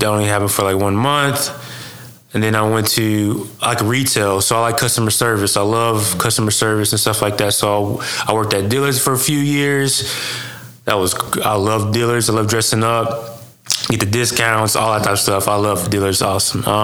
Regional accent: Seminole, Oklahoma, United States; also born or lived in Shawnee, Oklahoma; now in Ada, United States; I'm from Seminole, Oklahoma. Small town, like 6,000 people. Well, not that small, but it's small. But I was born in Shawnee

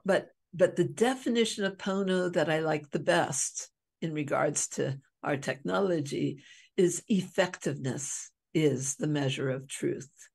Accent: Hawaii, United States; I'm from Hawaii

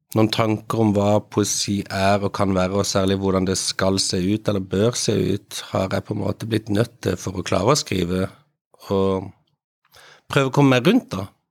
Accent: Kristiansand, Agder, Norway; jeg kommer fra Kristiansand

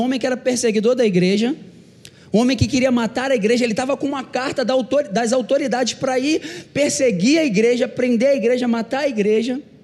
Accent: Rio de Janeiro, Brazil; Eu sou carioca

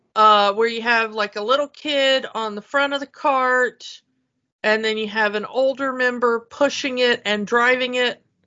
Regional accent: south Georgia, United States; moved away; also born or lived in Chicago; I'm not just from Georgia. I'm from like the south of Georgia.

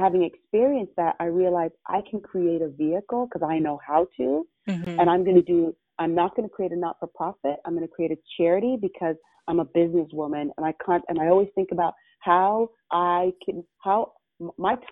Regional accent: Toronto, Ontario, Canada; also born or lived in Jamaica; as I was growing up in Toronto community housing

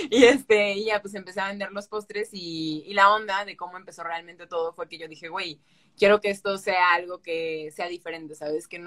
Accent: Boca del Río, Veracruz, Mexico; La verdad es que yo nunca salí de Veracruz en cuestión de ir a, o sea, Jalapa fui una vez, 20 minutos creo, y ya, pero no es como que conozca todo de Veracruz. Solo yo estuve en el puerto y ahí en Boca del Río y ese es, esa, es mi ranchito.

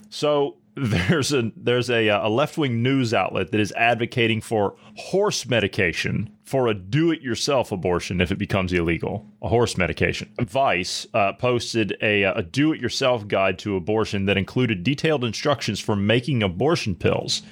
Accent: Ohio, United States; my home state of Ohio

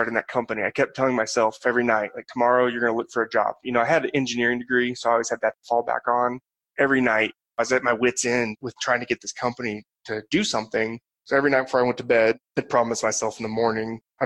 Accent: Southern Indiana, United States; moved away as an adult; now in Colorado, United States; I'm from Southern Indiana

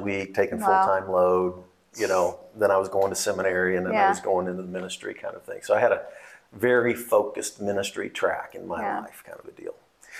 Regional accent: Kansas City, Missouri, United States; also born or lived in Texas / Virginia; So I grew up in Kansas City. I went to Baylor. I went to Southwestern Baptist Seminary in Fort Worth, Texas. So I had 8 years in Texas. But I did go out to Virginia.

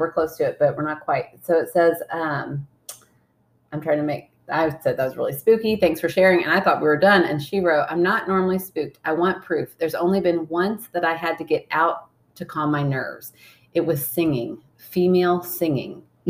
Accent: Scotland, United Kingdom; We're from Scotland, and one of their heirlooms I wanted was a sick bell

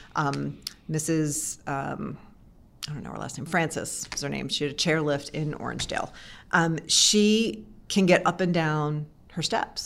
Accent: East Coast, United States; also born or lived in Oakland, California; now in Charlottesville, United States; I grew up on the East Coast, so it was, I feel like I was coming back home

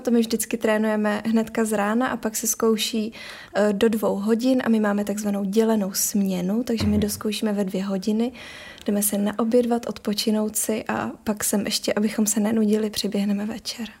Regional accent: Prague, Czechia; now in Ostrava, Czechia; přiběhla jsem až z Prahy.

